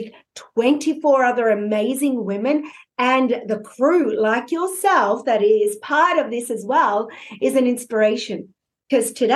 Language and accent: English; Australia; I'm an Aussie